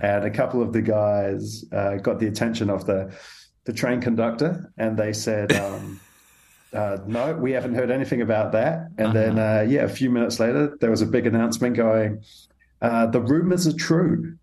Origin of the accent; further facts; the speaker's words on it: New Zealand; I come from New Zealand